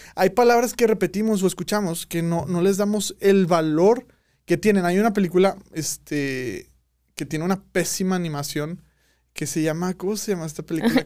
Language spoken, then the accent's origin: Spanish; Monterrey, Nuevo León, Mexico; como regios